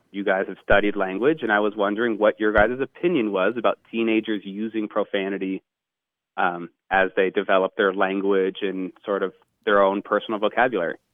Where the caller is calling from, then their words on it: Los Angeles, California, United States; I'm calling from Los Angeles, California